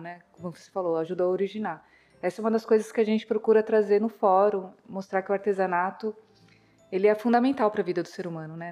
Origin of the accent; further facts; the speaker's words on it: Ubatuba, São Paulo, Brazil; Nós somos de Ubatuba, litoral norte de São Paulo